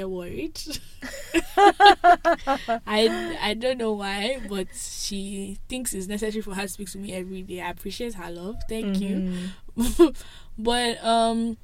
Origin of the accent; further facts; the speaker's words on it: Nigeria; moved away as an adult; now in Toronto, Canada; I'm Nigerian